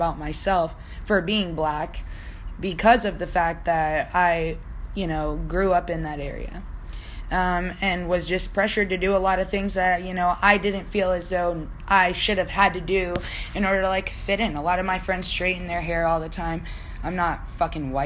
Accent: Virginia, United States; also born or lived in Brooklyn, New York / Hanover County, Virginia; most of my childhood memories are from Virginia.

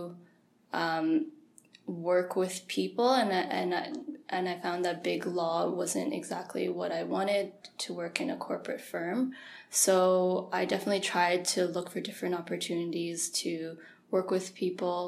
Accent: Mississauga, Ontario, Canada; moved away as an adult; also born or lived in Montreal; now in Ottawa, Canada; I grew up in Mississauga and lived in Montreal for a bit. Now I'm living in Ottawa for 3 years.

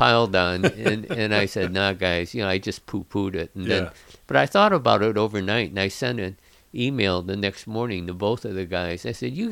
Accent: United States; I was born in the United States

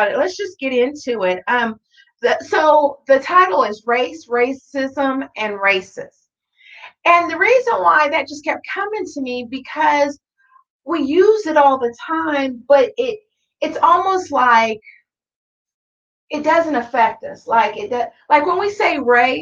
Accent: Tonganoxie, Kansas, United States; I grew up in Tonganoxie, Kansas, which is a small little country town in between Lawrence and Leavenworth.

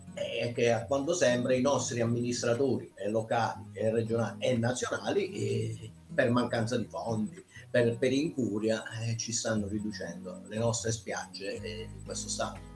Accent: Ionian coast of Basilicata, Italy

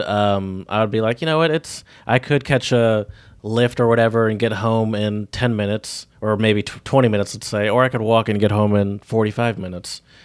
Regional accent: the South, United States; I'm from the South

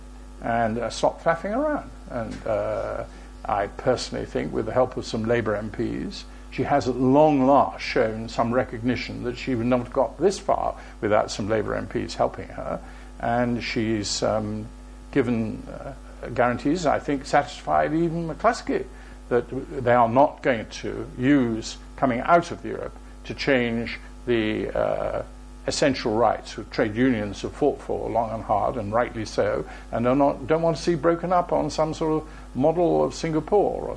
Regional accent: Plymouth, South West England, United Kingdom; also born or lived in Wales; the city in which I was born, although I'm Welsh, but I am a Plymouthian

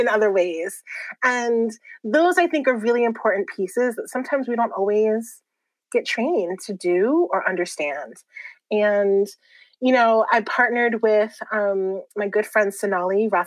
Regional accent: Puerto Rico; now in California, United States; I'm displaced from Puerto Rico

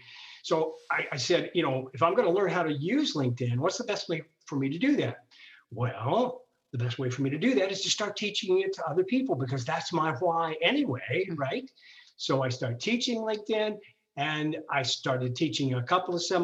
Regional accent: Ohio, United States; I'm born and raised in Ohio. Really kind of have always been here

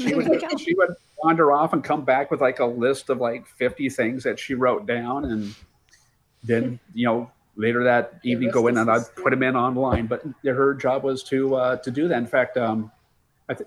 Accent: Lewiston, Idaho, United States; I'm from Lewiston

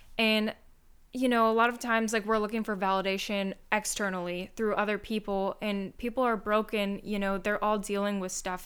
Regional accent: Michigan, United States; moved away as an adult; I'm from Michigan, so I literally came across the country

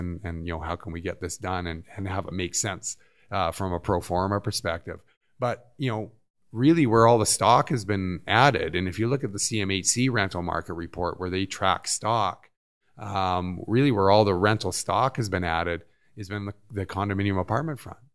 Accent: Vancouver, British Columbia, Canada; moved away as an adult; I grew up in Vancouver.

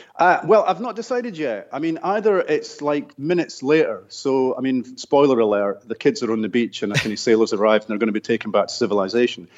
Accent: Scotland, United Kingdom; I grew up in Scotland in a working class neighbourhood.

